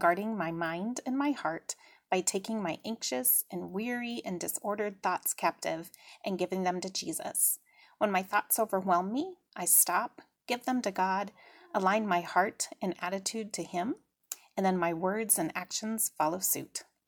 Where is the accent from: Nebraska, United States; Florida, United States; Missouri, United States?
Nebraska, United States; Kearney; from Kearney, Nebraska